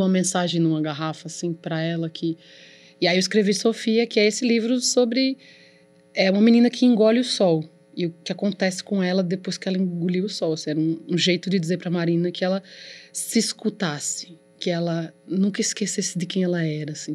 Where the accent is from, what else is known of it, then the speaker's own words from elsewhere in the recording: Campina Grande, Paraíba, Brazil; Eu nasci em Campina Grande.